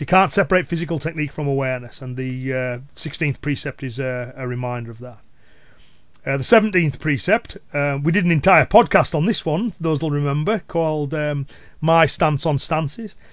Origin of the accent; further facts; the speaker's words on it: Cumbria, North West England, United Kingdom; accent: Cumbrian; my Cumbrian accent and local dialect